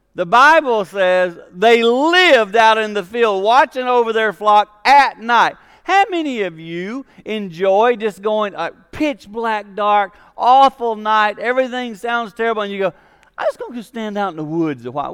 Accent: Six Mile, South Carolina, United States; moved away; I'm from South Carolina, six miles South Carolina, and my home church was called Mount Olivet

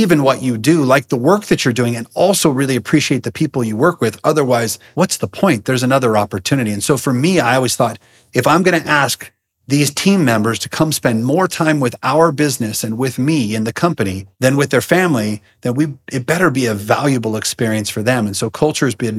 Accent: Seattle, Washington, United States; moved away as an adult; also born or lived in California; now in Idaho, United States; I was born in California, but lived most of my life in the Seattle area

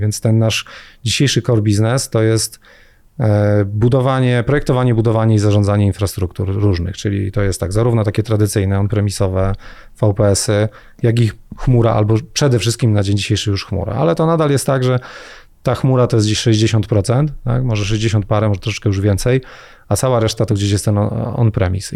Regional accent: Jaworzno, Silesian Voivodeship, Poland; also born or lived in Gliwice / Rybnik; ja w ogóle jestem z Jaworzna

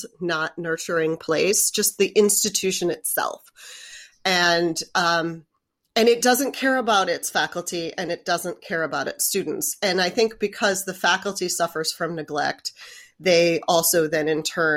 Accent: Westchester County, New York, United States; moved away as an adult; also born or lived in Manhattan, New York; I was born in Manhattan, but I grew up in the suburbs of New York.

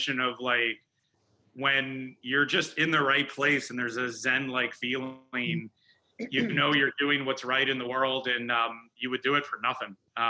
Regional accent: Schaumburg, Illinois, United States; I grew up in Chicago. I grew up in Schaumburg, Illinois

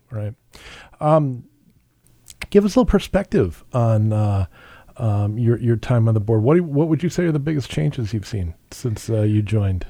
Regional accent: Edina, Minnesota, United States; I grew up in Edina

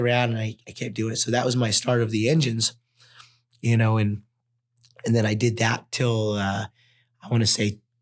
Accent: Wells, Nevada, United States; also born or lived in Elko, Nevada; I was born in Elk Hill, raised in Wells, Nevada

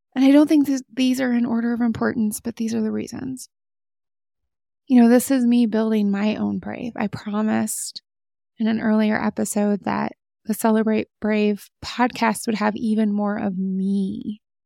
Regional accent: United States; As an American

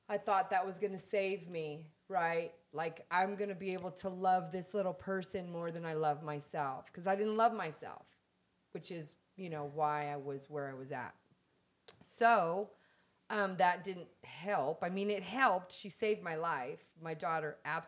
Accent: San Diego, California, United States; moved away; I'm from San Diego

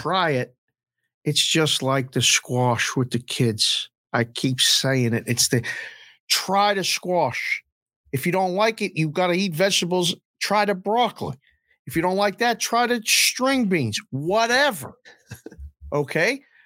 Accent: Pittsburgh, Pennsylvania, United States; now in Las Vegas, United States; growing up in Pittsburgh

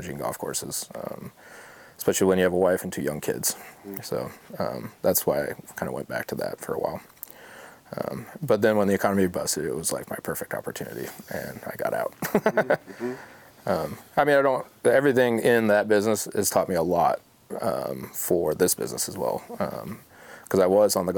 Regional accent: Jackson Hole, Wyoming, United States; moved away as an adult; also born or lived in South Lake Tahoe, California; now in Oregon, United States; we moved to Wyoming, Jackson Hole, Wyoming. And that's where I graduated high school

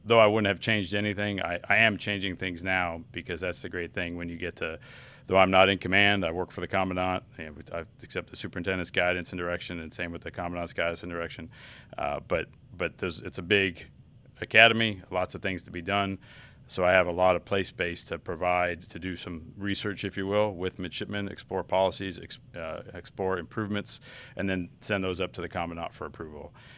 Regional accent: Southern California, United States; moved away as an adult; I'm from Southern California.

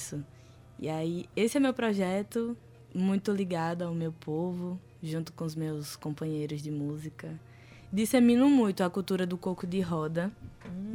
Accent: Baía da Traição, Paraíba, Brazil; Sou lá da Bahia da Traição, do território indígena potiguara. Nascida e criada

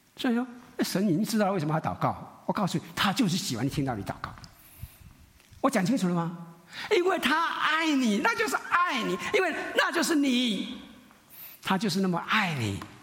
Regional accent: Taiwan; 我们闽南人，我们台湾人很属灵

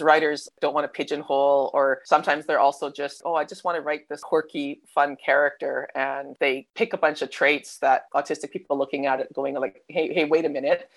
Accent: Canada; accent: Canadian; now in Melbourne, Australia; You can tell by the accent, though, I'm like Canadian. So, I mean, I'm Aussie by citizenship now, but I'm um, originally from Canada

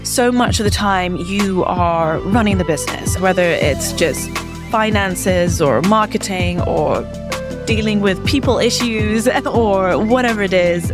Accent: London, United Kingdom; moved away as an adult; now in New York, United States; I grew up in London and went to boarding school in the U K, and then I came to the States for university.

